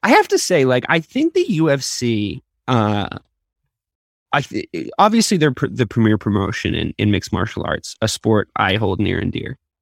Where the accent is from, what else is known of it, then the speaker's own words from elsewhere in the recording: Dublin, Leinster, Ireland; I was born in Dublin. Same place as Conor